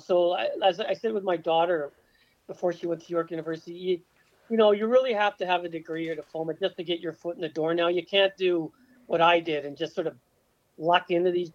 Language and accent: English; Toronto, Ontario, Canada; Etobicoke is my hometown